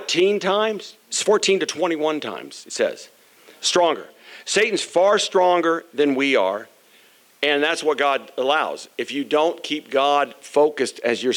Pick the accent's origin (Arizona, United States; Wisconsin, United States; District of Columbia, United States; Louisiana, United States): Arizona, United States; Phoenix; when I was growing up in Arizona, Phoenix, Arizona, in our neighborhood